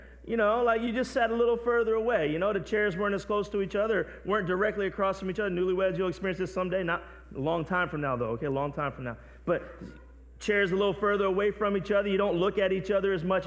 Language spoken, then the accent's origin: English; New Jersey, United States; now in Philadelphia, United States; I'm from South Jersey. I still claim that to be from South Jersey, but I've been on this side of the river the better part of my life now